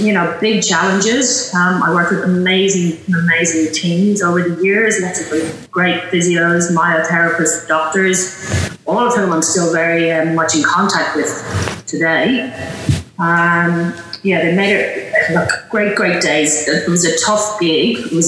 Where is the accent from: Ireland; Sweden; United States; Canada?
Ireland; Dublin, Leinster; moved away as an adult; now in Australia; I was born in Ireland, in Dublin, and lived there until I was about mid-20s, I think I moved to Australia. Right. Grew up in Dublin